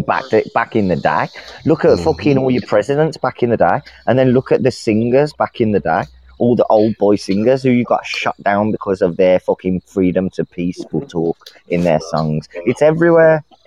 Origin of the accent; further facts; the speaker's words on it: Birmingham, West Midlands, United Kingdom; I'm not from fucking Dudley, you cunt. I'm from Birmingham